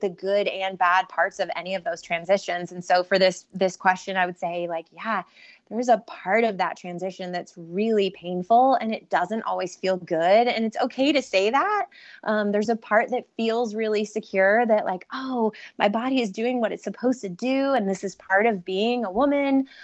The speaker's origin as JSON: {"language": "English", "region": "Ohio", "country": "United States"}